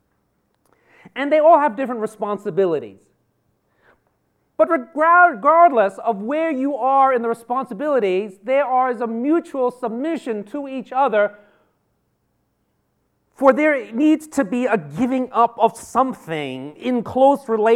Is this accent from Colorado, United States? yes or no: no; New York City, New York, United States; moved away; I am a native New Yorker. I was born in Manhattan General, went to high school and college in New York